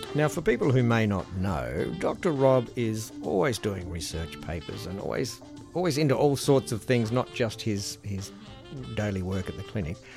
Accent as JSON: {"language": "English", "country": "Australia", "said": "our isolation here in Australia"}